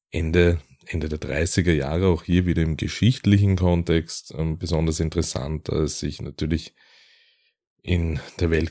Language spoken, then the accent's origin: German; Austria; wollen wir äh, euch einige Fälle aus Österreich vorstellen, ähm, aus meiner Heimat